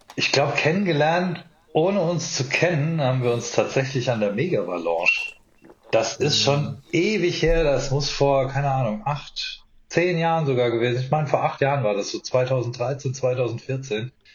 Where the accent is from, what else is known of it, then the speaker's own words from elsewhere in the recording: Mannheim, Baden-Württemberg, Germany; also born or lived in Palatinate, Rhineland-Palatinate; Ich bin in Mannheim geboren, äh, ist Kurpfalz